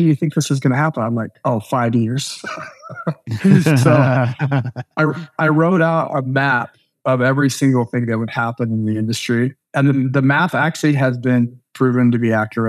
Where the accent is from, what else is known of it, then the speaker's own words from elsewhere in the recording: the Northwest, Pacific Northwest, United States; we're from the Northwest